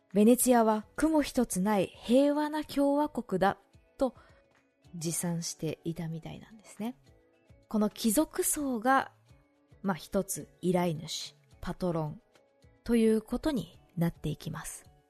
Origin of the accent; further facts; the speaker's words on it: Shizuoka, Japan; 静岡の地元